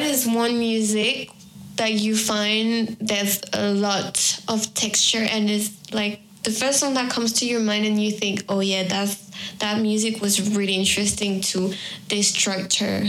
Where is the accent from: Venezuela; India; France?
France; moved away; also born or lived in Peru; I'm going back to France, to my home country